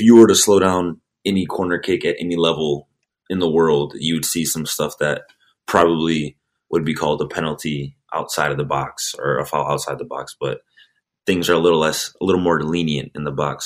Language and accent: English; Chicago, Illinois, United States; moved away as an adult; also born or lived in Sweden; now in Metro Detroit, United States; I'm from the Chicago area, so it's not too far away